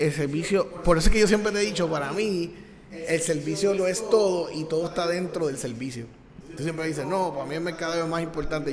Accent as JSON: {"language": "Spanish", "country": "Puerto Rico", "said": "yo soy de Puerto Rico"}